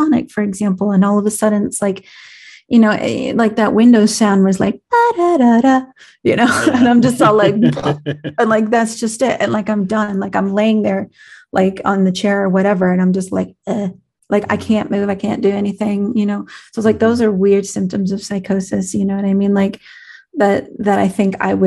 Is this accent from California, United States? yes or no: yes; California, United States; accent: California; my California accent